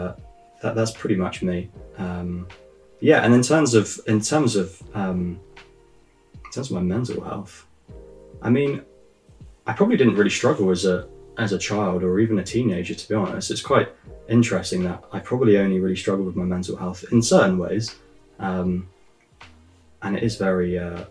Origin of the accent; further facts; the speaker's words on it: Plymouth, South West England, United Kingdom; I grew up in Plymouth in the UK